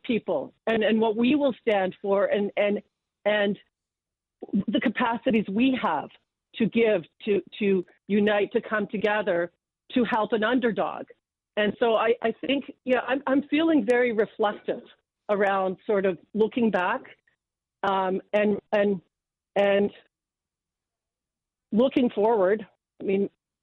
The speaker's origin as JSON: {"language": "English", "town": "London", "region": "Ontario", "country": "Canada", "tie": "born or raised there", "said": "I'm from London, Ontario. I was born in London"}